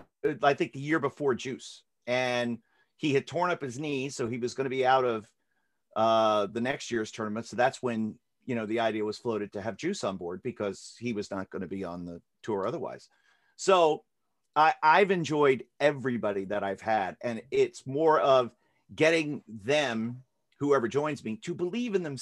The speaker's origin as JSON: {"language": "English", "region": "Florida", "country": "United States", "tie": "born or raised there", "said": "I grew up in Florida"}